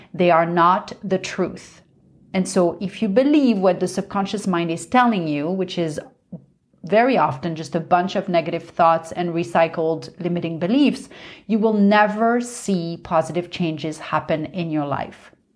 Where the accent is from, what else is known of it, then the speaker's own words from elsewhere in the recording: Paris, Île-de-France, France; I grew up in Paris